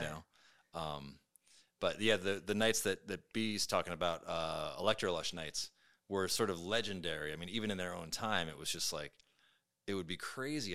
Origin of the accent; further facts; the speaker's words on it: Brooklyn, New York, United States; moved away as an adult; now in Seattle, United States; I was born and raised in Brooklyn.